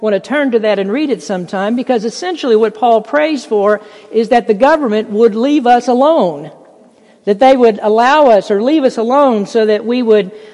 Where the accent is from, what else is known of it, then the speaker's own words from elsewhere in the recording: United States; to be an American, to live in this country